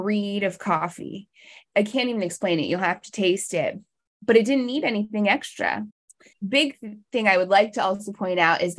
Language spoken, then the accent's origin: English; Virginia, United States; also born or lived in Colorado; now in North Carolina, United States; I grew up in Virginia and I lived for about 10 years in Colorado